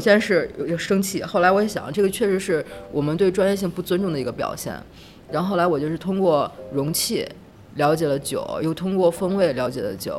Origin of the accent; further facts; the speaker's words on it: Beijing, China; moved away as an adult; now in Nanjing, China; 我是北京人，是来南京四年了。之前是做广告